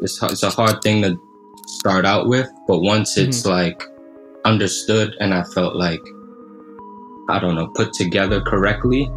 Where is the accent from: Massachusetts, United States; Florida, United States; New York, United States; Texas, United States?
New York, United States; New York City; growing up in Brooklyn, you experience a lot very early